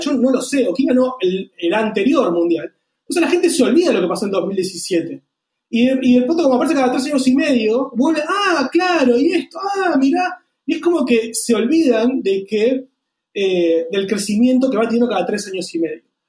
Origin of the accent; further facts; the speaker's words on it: Argentina; nosotros como argentinos